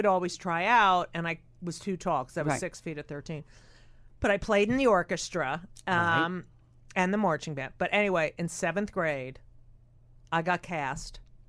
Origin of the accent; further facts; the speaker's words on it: New Jersey, United States; I grew up in New Jersey.